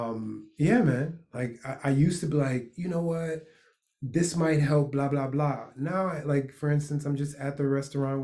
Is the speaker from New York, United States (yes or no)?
yes; New York, United States; I'm a New Yorker